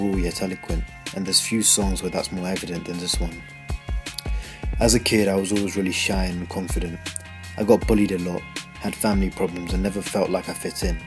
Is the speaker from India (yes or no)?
yes; India; now in Essex, United Kingdom; I'm about to turn 17 and I live in Essex, but I was born in India